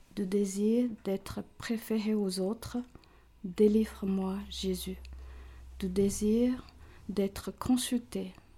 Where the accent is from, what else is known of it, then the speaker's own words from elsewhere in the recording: Hong Kong; French is a second language; moved away as an adult; also born or lived in China; now in Montreux, Switzerland; mes parents et tous mes frères et sœurs, nous, avons euh, immigré à Hong Kong pour rejoindre nos grands-parents